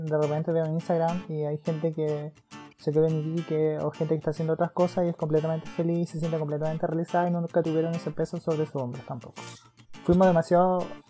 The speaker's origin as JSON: {"language": "Spanish", "town": "Iquique", "region": "Tarapacá", "country": "Chile", "moved": "as an adult", "lives_now": "Santiago, Chile", "said": "Nosotros somos de Iquique, y yo soy, éramos de Quique de a Santiago, yo me quedé aquí, estoy erradicada en Santiago"}